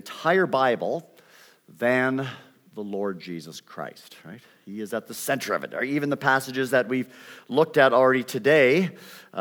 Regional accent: Canada; accent: Canadian; moved away as an adult; also born or lived in Vancouver, British Columbia; now in United States; You will pick up a Canadian accent. I've been in the United States since I was 18 years old, but I still maintain it, and students still identify me as Canadian

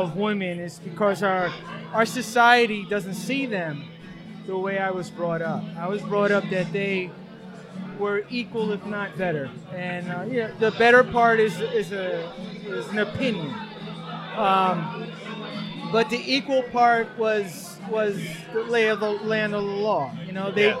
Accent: New York, United States; I'm an artist from New York, from Queens originally. But my studio is in New Jersey now

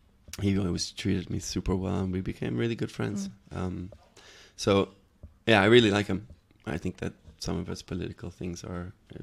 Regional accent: Hamburg, Germany; English is a second language; also born or lived in Los Angeles, United States / Paris, France; I moved around a lot. I was born in Hamburg and grew up there for a while. First with my dad and then I moved to LA with my mom and my stepdad for a few years, then moved back to Germany.

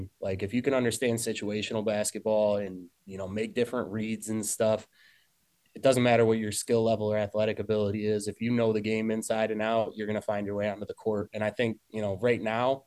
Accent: Hornell, New York, United States; also born or lived in Syracuse; I grew up here in Hornell, played basketball my whole life

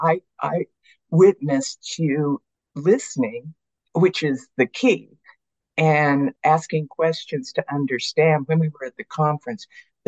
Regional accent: United States; moved away as an adult; also born or lived in Australia / sub-Saharan Africa; me as an American

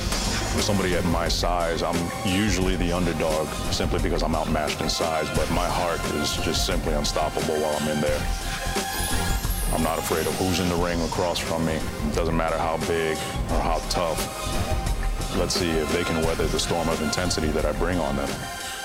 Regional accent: Brooklyn, New York, United States; Brooklyn, New York. I grew up on Fort Hamilton Army Base in Brooklyn. My father was stationed there while he was a member of the military.

